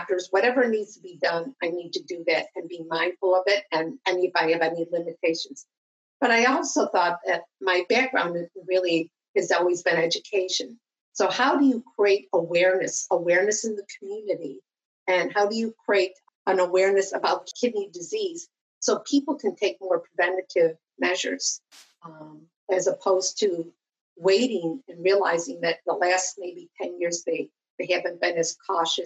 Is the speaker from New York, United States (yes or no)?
yes; Western New York, United States; I'm from Western New York. I was born and raised here.